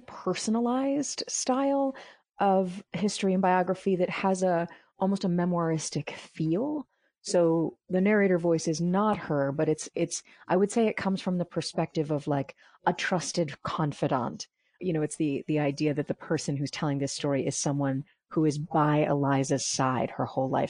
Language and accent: English; New York City, New York, United States; being a New Yorker, uh, I knew how to pronounce a lot of the Dutch names